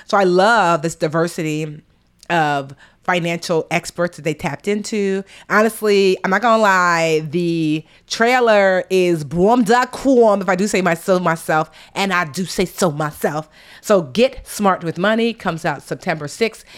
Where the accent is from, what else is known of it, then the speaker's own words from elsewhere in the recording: United States; I'm, you know, born and raised here